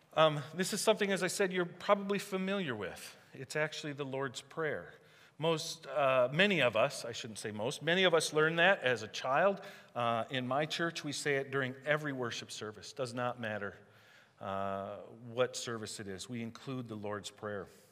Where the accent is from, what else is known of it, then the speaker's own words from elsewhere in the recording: United States; I know that I'm Welsh and German and Swedish, right? I know where I came from, but I'm American first.